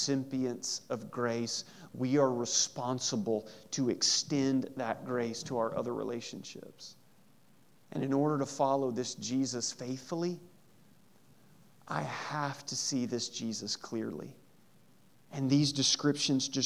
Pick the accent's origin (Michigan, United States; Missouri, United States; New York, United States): Missouri, United States; Southeast; in Southeast Missouri we would say, and y'all